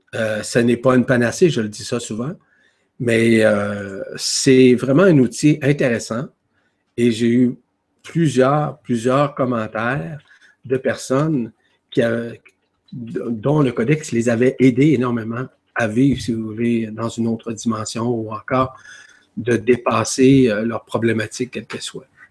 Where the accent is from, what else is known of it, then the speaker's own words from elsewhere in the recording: Quebec, Canada; chez nous au Québec